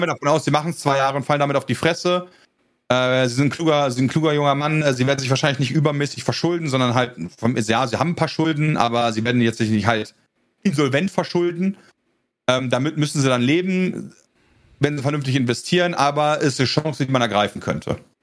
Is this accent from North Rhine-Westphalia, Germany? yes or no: yes; North Rhine-Westphalia, Germany; also born or lived in Netherlands; ich komme aus NRW